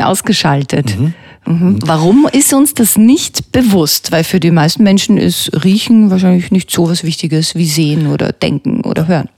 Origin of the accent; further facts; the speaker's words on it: Böheimkirchen, Lower Austria, Austria; mein Heimatort Böheimkirchen.